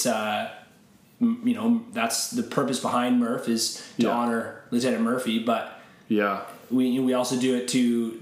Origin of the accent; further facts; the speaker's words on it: Canada; even though I'm not American